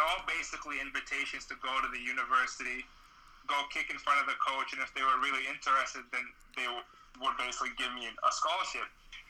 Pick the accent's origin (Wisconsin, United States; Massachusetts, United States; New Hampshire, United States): Massachusetts, United States; Boston; moved away as an adult; now in Gold Coast, Australia; growing up in Boston, there's no other way around it.